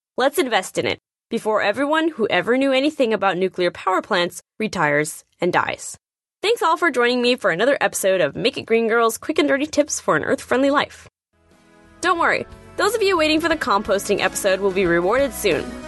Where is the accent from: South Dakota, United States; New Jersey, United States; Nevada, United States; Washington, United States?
Nevada, United States; my home state of Nevada